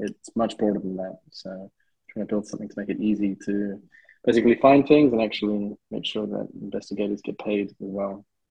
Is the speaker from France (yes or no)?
no; South Africa; moved away; Basically, I'm South African and I've moved to a fair few countries